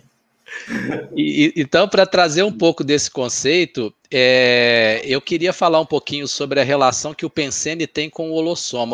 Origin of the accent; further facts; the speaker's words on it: Minas Gerais, Brazil; sou mineiro, nasci lá